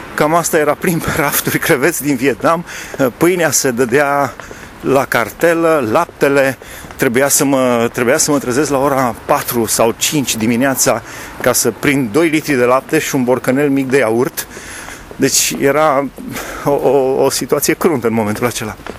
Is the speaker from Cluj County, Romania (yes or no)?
no; Alba Iulia, Alba County, Romania; eu am crescut la Alba Iulia